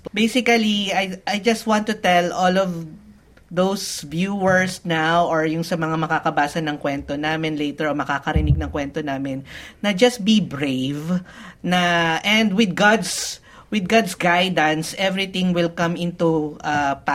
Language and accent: Tagalog; Philippines; moved away as an adult; now in Australia; But of course, we'll never forget our roots. Mm-hmm. We are proud Filipino pa rin by heart. And we'll always come back to the Philippines no matter what.